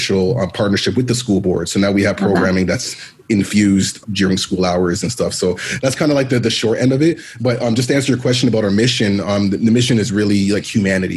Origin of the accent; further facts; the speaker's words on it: Toronto, Ontario, Canada; me being a black male being born and raised in Toronto of Jamaican parents, Jamaican descent